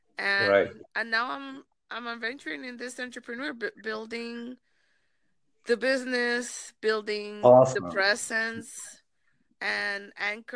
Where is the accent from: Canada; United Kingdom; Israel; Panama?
Panama; also born or lived in Miami, United States / South America; now in Los Angeles, United States; I came from Miami. I'm originally from Panama. I speak Spanish